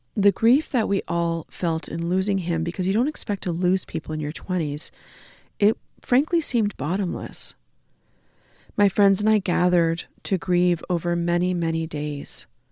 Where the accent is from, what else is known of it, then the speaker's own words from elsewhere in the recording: Canada; being Canadian settler folks